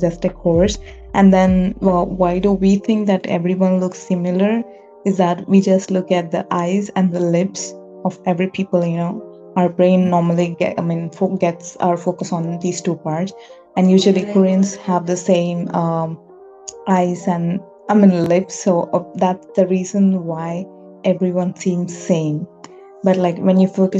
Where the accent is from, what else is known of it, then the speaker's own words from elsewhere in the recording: India; I'm Indian